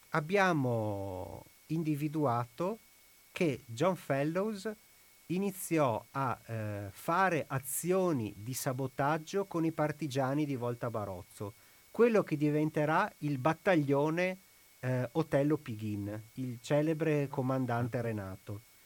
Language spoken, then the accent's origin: Italian; Ponte San Nicolò, Veneto, Italy; io sono di Ponte San Nicolò